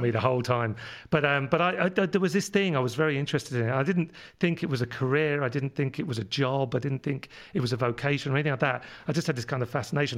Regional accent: London, United Kingdom; accent: London; moved away; my London accent comes from living over in London when I was, where I was born, uh, fifty years ago

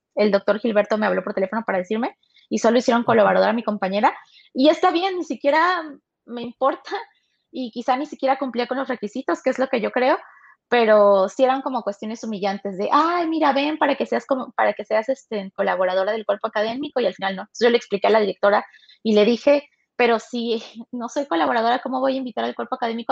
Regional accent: Tuxtepec, Oaxaca, Mexico; moved away; yo soy de Oaxaca, Tuxtepec, Oaxaca, orgullosamente

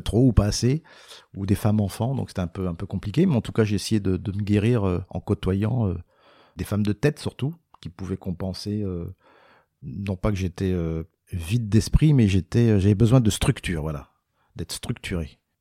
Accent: Paris, Île-de-France, France; je suis né à Paris, je suis français, j'ai pas d'accent

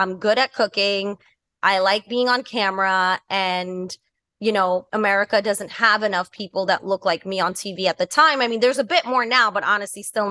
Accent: New York City, New York, United States; I grew up in New York City

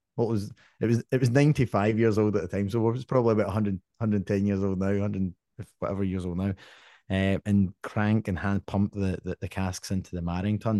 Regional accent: Scotland, United Kingdom; me with my family growing up in Scotland

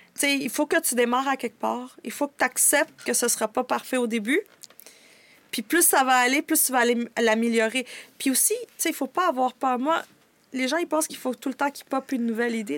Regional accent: Canada; also born or lived in United States (birth) / El Salvador (ancestry); suis née aux États-Unis, mais je suis arrivée ici très jeune

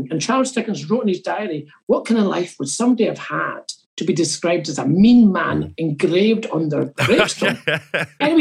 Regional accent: East Kilbride, Scotland, United Kingdom; moved away as an adult; now in Edinburgh, United Kingdom; So I didn't really move from Glasgow to Edinburgh, I moved from East Kilbride

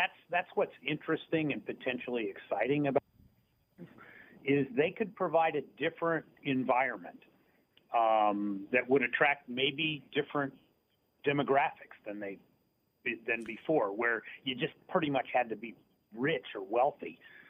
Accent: Dayton, Ohio, United States; I grew up near Dayton, Ohio, which, you know, the Midwest version of Binghamton.

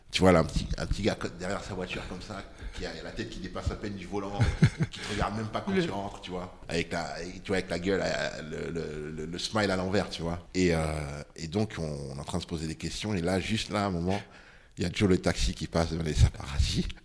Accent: Ségou, Ségou Region, Mali; moi je suis de Ségou. donc quand tu atterris à Bamako, il faut que tu tapes 250 km en voiture ou en bus mm. pour arriver chez, ma famille qui habitait là-bas.

